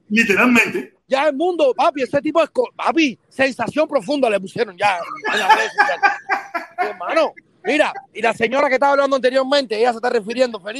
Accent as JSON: {"language": "Spanish", "country": "Cuba", "said": "porque somos cubanos número uno y hay que respetarse"}